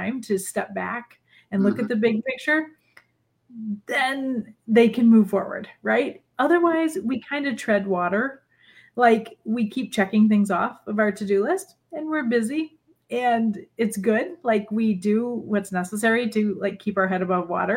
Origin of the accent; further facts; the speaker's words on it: Michigan, United States; moved away as an adult; now in Illinois, United States; I grew up in Michigan and have lived in Michigan and Illinois my entire life